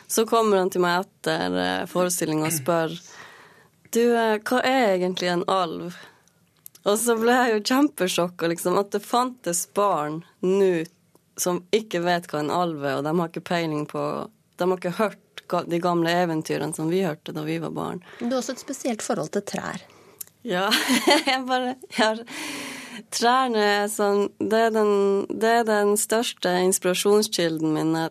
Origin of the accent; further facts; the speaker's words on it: Norway; jeg har aldri følt meg diskriminert pga. at jeg er same.